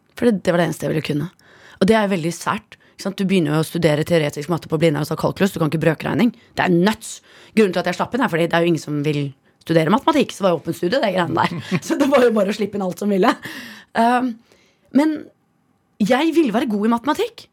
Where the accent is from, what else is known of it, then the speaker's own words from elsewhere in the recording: Oslo, Norway; jeg vokste opp på Ammerud